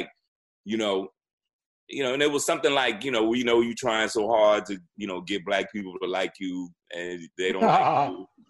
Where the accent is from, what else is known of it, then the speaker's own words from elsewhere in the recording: New York, United States; but I'm from New York. But I'm from New York, so yeah.